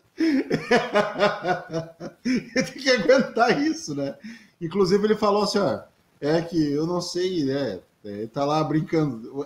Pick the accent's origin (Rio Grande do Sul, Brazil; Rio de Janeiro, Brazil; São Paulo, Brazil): Rio Grande do Sul, Brazil